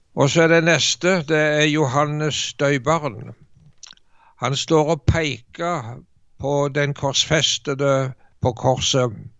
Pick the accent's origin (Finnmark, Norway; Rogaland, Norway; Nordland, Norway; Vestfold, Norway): Rogaland, Norway; Jæren; moved away; jeg er født og oppvokst på Jæren